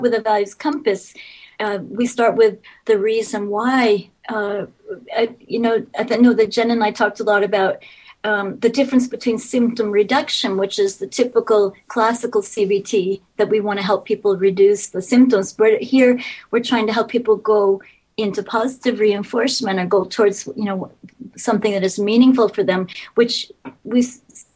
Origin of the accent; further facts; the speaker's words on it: United States; moved away as an adult; also born or lived in Richmond, Indiana; now in Sweden; in the U.S. So I grew up in the U.S.